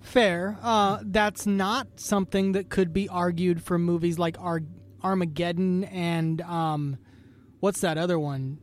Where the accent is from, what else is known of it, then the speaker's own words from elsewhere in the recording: Idaho, United States; I'm coming from Idaho